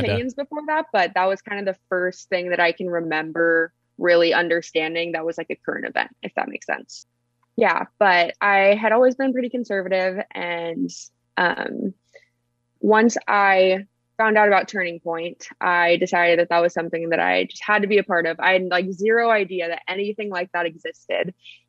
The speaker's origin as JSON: {"language": "English", "area": "about an hour east of Los Angeles", "region": "California", "country": "United States", "tie": "born or raised there", "said": "I grew up in California, like yourself, but I was about an hour east of Los Angeles."}